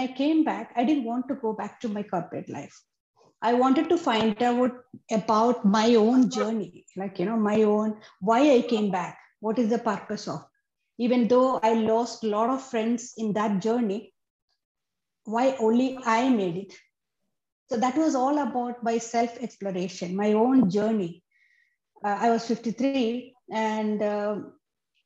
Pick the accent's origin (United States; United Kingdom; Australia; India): India; moved away as an adult; now in Dubai, United Arab Emirates; I'm from India. So I came to this part in 1982 after my marriage